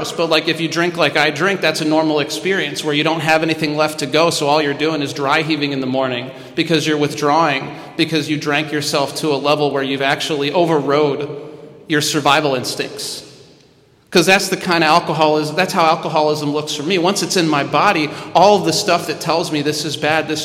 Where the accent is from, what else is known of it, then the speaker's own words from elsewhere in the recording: Midwest, United States; I'm from the Midwest